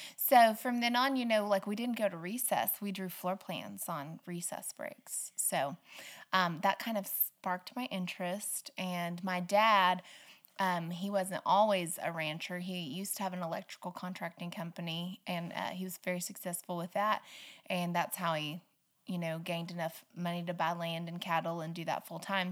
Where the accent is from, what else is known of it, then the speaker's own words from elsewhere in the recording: Stafford, Oklahoma, United States; also born or lived in Butler, Oklahoma / Arapaho, Oklahoma; I grew up in Western Oklahoma, um, a little little tiny town called Stafford